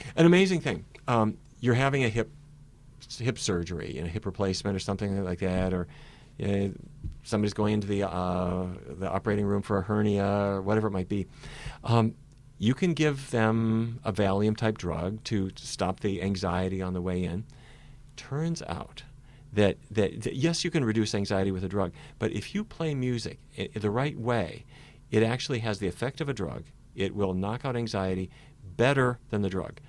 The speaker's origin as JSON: {"language": "English", "town": "Fargo", "region": "North Dakota", "country": "United States", "tie": "born or raised there", "moved": "yes", "said": "when I was a little kid, growing up in Fargo, North Dakota."}